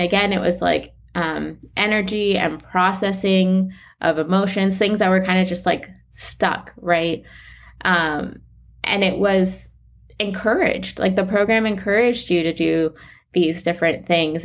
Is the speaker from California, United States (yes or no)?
no; Weston, Florida, United States; I grew up in South Florida. One of the ta-, like, the town I'm from is Weston